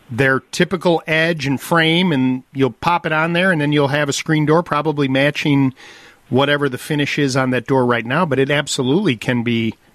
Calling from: West Bend, Wisconsin, United States; West Bend.

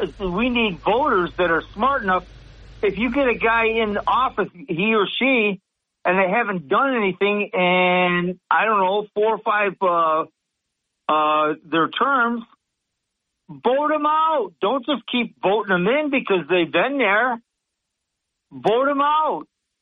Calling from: Sidney, New York, United States; Sydney, New York.

